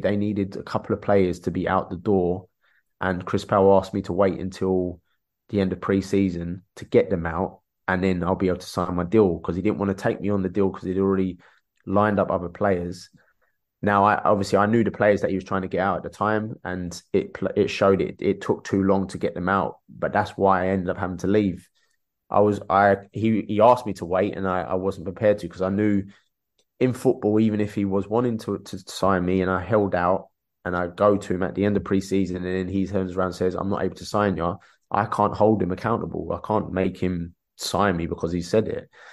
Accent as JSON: {"language": "English", "region": "London", "country": "United Kingdom", "tie": "born or raised there", "said": "I grew up in Peckham, Dulwich down the road"}